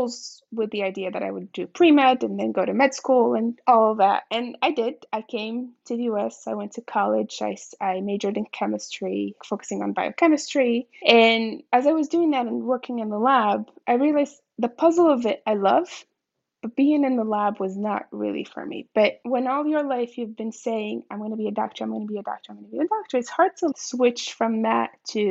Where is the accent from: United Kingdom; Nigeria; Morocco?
Morocco; Marrakesh, Marrakesh-Safi; I was born and raised in Marrakesh, Morocco, a city that I hold near and dear to my heart